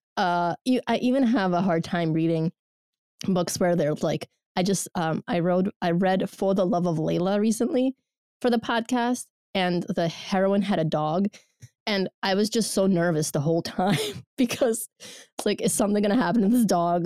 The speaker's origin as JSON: {"language": "English", "country": "Georgia", "also_born_or_lived": "Soviet Union", "moved": "yes", "said": "I'm from Georgia Republic o, originally"}